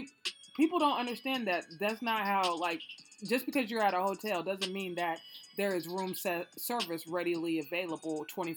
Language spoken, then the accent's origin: English; Illinois, United States; I'm from Illinois, so I kind of know how it works